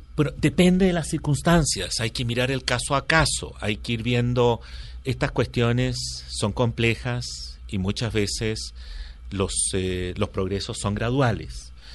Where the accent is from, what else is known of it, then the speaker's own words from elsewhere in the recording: Chile; moved away; yo crecí, eh, eh, mi, adolescencia y toda mi juventud y estudios universitarios los hice en Chile bajo la dictadura de Pinochet